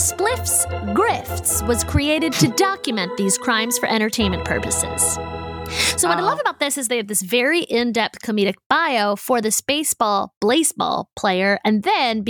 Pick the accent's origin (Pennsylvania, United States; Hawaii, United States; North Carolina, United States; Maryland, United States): Maryland, United States; Baltimore; I'm from Baltimore